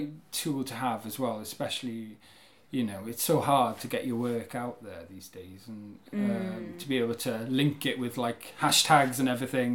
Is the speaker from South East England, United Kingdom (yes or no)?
no; Carmarthen, Wales, United Kingdom; now in Cardiff, United Kingdom; I grew up in Carmarthen